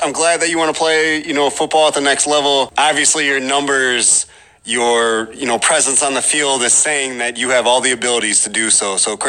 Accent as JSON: {"language": "English", "town": "Mendota", "region": "Illinois", "country": "United States", "tie": "born or raised there", "also_born_or_lived": "Carbondale, Illinois", "said": "I'm from Mendota. I went to high school in Mendota. And it's a five-hour trip from Mendota."}